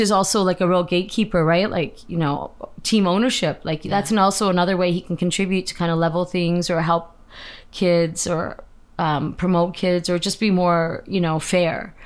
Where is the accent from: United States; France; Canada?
Canada; I'm Canadian, born and raised here